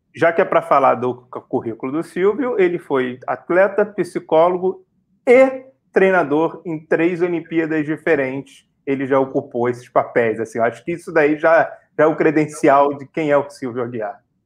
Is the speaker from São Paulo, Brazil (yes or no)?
no; Rio de Janeiro, Brazil; nós dois somos do Rio de Janeiro